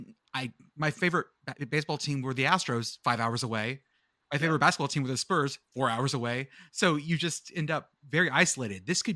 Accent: Edinburg, Texas, United States; moved away; I'm from Edinburgh, and so I grew up around UTP, and my mom went there.

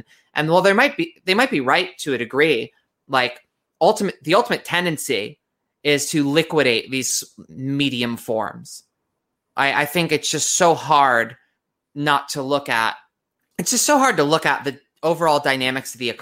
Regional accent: United States; being American

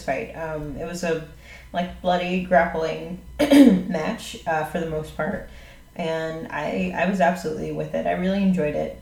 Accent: Jacksonville, United States; moved away; I'm from Jacksonville. I'm not even from here

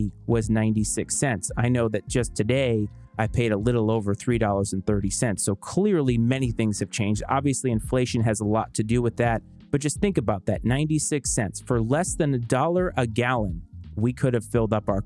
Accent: Bristol, Rhode Island, United States; I was born and raised in Bristol, Rhode Island

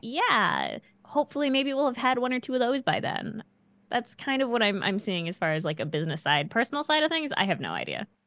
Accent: Canada; as a little kid growing up in Canada

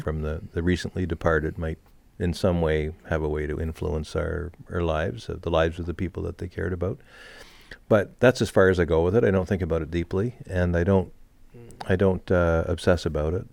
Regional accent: Montreal, Quebec, Canada; moved away; also born or lived in New Hampshire; Growing up in Montreal

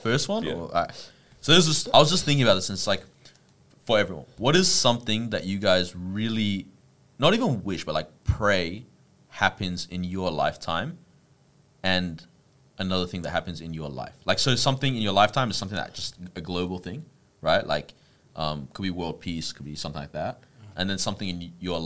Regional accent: Iraq; now in Australia; I'm Iraqi

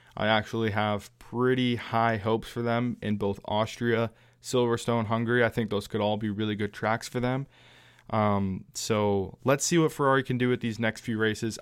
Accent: Canada; my home country

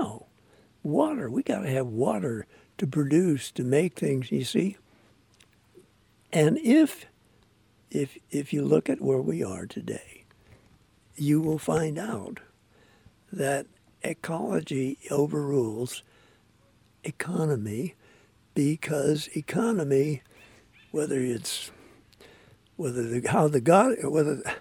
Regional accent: Southern California, United States; I grew up in Southern California

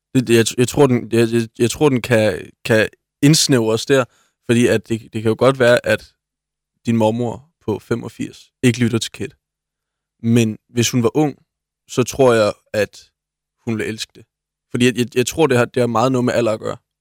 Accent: Svendborg, Southern Denmark, Denmark; moved away as an adult; also born or lived in Thurø; now in Odense, Denmark; født på Svendborg Hospital

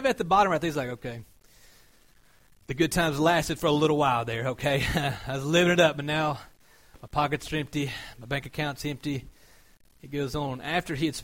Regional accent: Georgia, United States; I'm from Georgia

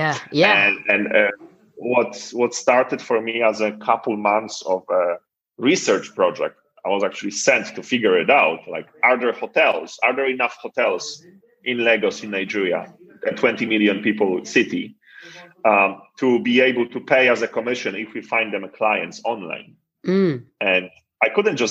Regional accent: Poland; I come from Poland

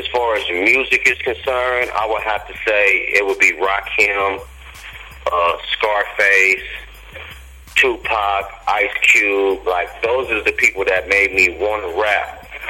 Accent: San Diego, California, United States; I'm definitely from Southeast San Diego, man, Euclid and Logan Ave.

